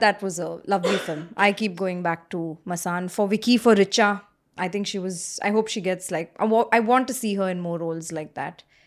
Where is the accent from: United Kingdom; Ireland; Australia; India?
India; Bangalore, Karnataka; I'm from Bangalore.